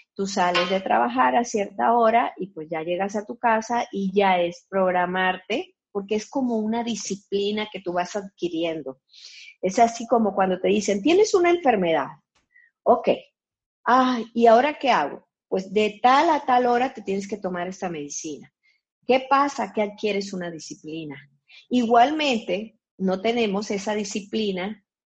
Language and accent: Spanish; Colombia; now in Guadalajara, Mexico; soy de Colombia, nacida en Colombia, pero ya tengo 40 años viviendo aquí en Guadalajara, México